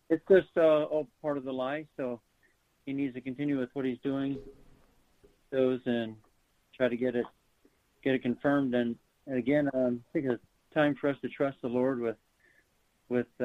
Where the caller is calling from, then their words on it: Greeley, Colorado, United States; I live in Greeley, Colorado, which is northern Colorado